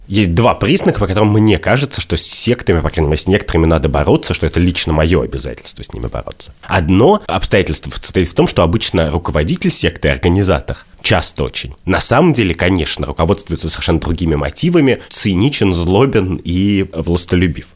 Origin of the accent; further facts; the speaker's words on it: Russia; я вырос, значит, в России конца двадцатого века